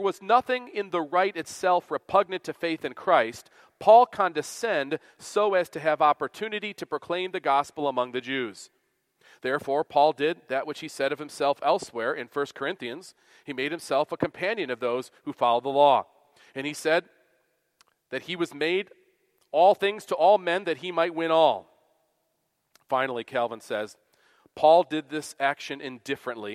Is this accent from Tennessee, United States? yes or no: no; Western New York, United States; where I grew up in Western New York